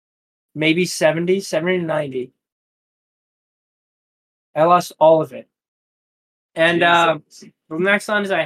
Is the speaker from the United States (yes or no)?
no; Ireland; I'm Irish.